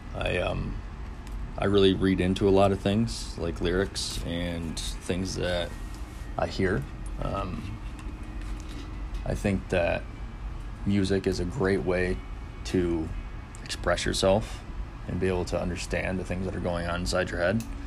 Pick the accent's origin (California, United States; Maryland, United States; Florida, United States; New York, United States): New York, United States; Finger Lakes, upstate; I'm from the Finger Lakes, uh, upstate New York.